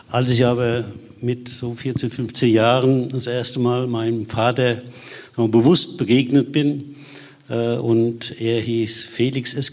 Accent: Aschaffenburg, Bavaria, Germany; moved away as an adult; dass ich ja dann äh, 1974 nach Saarbrücken gewechselt bin und habe also meine Heimatstadt Aschaffenburg verlassen.

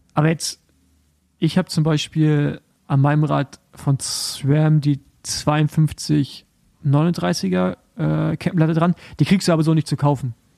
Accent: the East, eastern Germany, Germany; da, wo ich herkomme, also so aus dem Osten

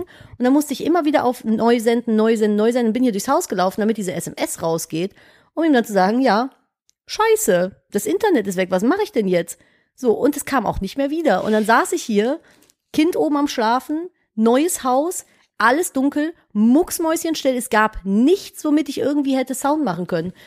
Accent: Cologne, North Rhine-Westphalia, Germany; ich komme halt aus Köln.

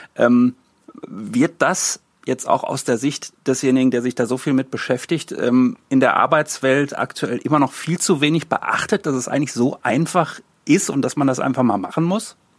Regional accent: Hagen, North Rhine-Westphalia, Germany; ein Ort wie Hagen, auch weil ich hier aufgewachsen bin

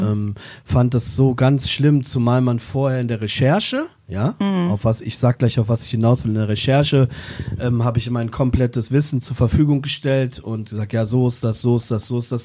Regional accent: Braunschweig, Lower Saxony, Germany; moved away; die Weststadt, zu der Zeit, wo ich aufgewachsen bin

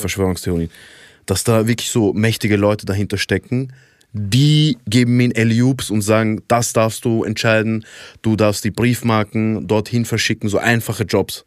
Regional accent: Iraq; moved away; Ich komme ja ursprünglich aus dem Irak

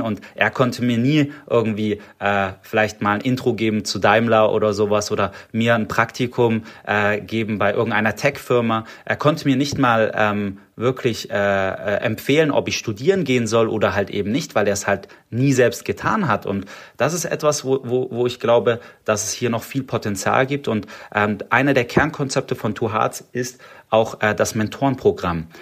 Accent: Stuttgart, Baden-Württemberg, Germany; accent: Swabian; ich bin Schwabe, ich komme aus Stuttgart. Äh, ich, ich schwäbe nicht so oft, aber das es kann passieren. Und äh, ich bin ja natürlich, ich bin hier auch geboren in Stuttgart

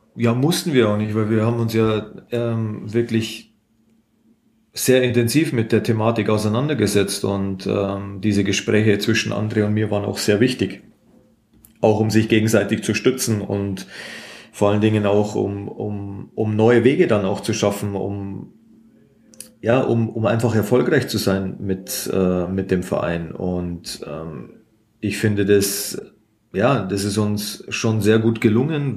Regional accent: Munich, Bavaria, Germany; moved away as an adult; now in Fürth, Germany; Als Münchner

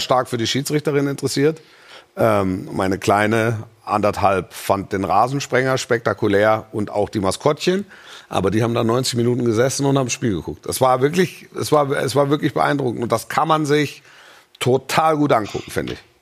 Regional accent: Esslingen district, Baden-Württemberg, Germany; Ich war im Kreis Esslingen, war ich äh, äh, schulpflichtig

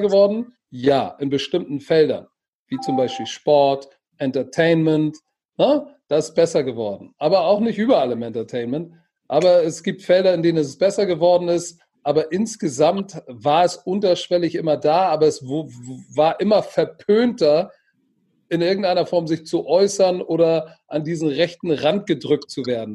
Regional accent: Hamburg, Germany; ich bin Deutscher und Hamburger und zwar durch und durch

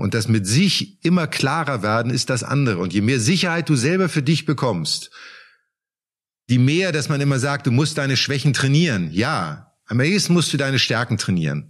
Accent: Germany; bei uns in Deutschland

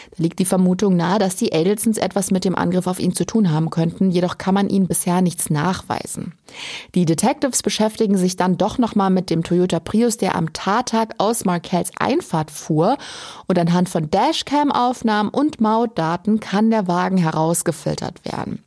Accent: Germany; Bei uns in Deutschland

